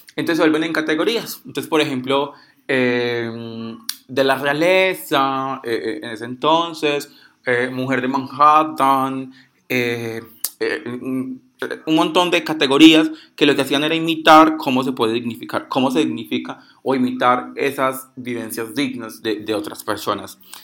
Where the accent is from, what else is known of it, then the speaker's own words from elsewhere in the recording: Pereira, Risaralda, Colombia; soy de Puerto Caldas Pereira